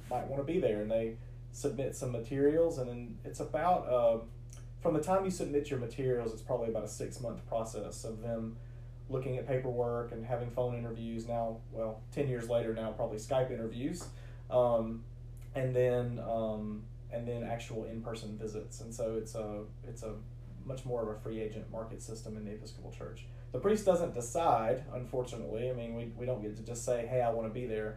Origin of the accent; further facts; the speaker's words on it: Rome, Georgia, United States; moved away as an adult; also born or lived in Great Falls, Virginia; now in LaGrange, United States; I grew up in Rome, Georgia